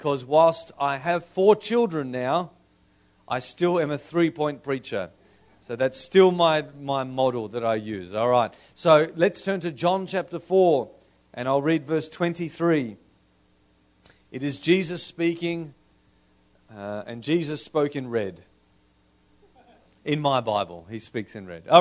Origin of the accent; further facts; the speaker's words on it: Australia